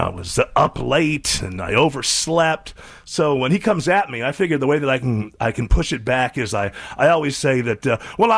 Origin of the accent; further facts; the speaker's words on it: Western New York, United States; moved away; I grew up in Western New York